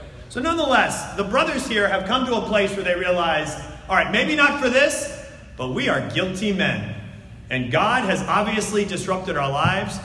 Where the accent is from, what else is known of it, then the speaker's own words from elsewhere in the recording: New Jersey, United States; I'm from New Jersey.